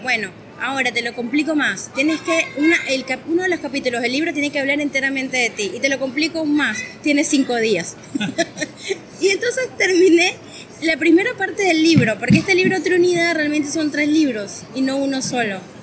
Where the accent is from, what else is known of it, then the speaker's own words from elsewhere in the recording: Venezuela; moved away as an adult; also born or lived in Caracas / Buenos Aires Province, Argentina; now in Argentina; yo soy de Venezuela